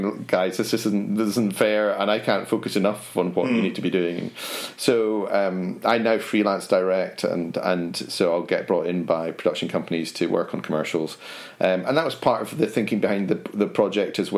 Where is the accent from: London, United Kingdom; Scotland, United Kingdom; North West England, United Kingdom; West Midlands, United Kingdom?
Scotland, United Kingdom; Edinburgh; So I was Edinburgh, and it's more a case of which school didn't I go to in Edinburgh